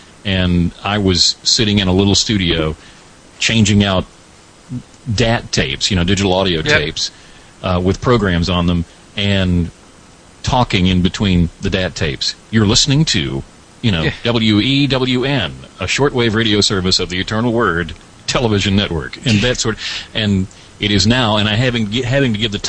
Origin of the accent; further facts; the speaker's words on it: Alabama, United States; But I am from Alabama, have been here all my life.